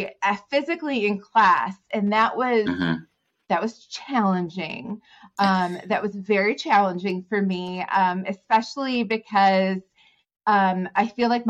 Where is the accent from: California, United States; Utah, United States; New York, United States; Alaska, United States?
New York, United States; moved away as an adult; also born or lived in Southwest Virginia; now in Virginia, United States; I'm from New York. So I moved to Virginia about 19 years ago